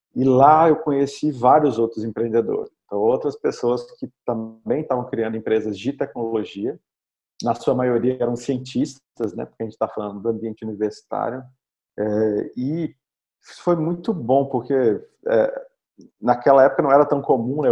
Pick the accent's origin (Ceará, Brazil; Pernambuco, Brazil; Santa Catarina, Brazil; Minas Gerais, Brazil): Minas Gerais, Brazil; Belo Horizonte; eu sou de Belo Horizonte